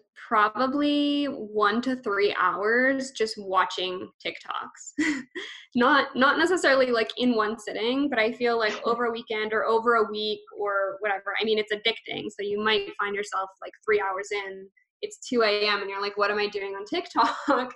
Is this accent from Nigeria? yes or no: no; Canada; I'm Canadian